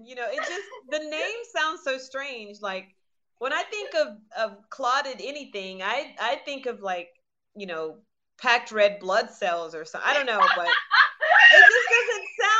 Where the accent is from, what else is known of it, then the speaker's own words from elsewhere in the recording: the South, United States; I'm from the South.